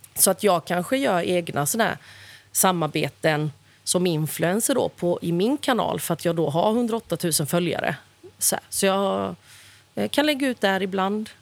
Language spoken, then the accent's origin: Swedish; Växjö, Kronoberg County, Sweden; i Kronobergs slottsruin i Växjö där jag är född